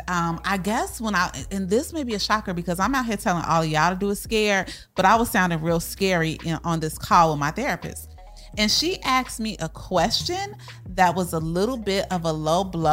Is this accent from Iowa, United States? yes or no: no; Chicago, Illinois, United States; moved away as an adult; now in Texas, United States; we are from Chicago, so we came to Texas, didn't know anybody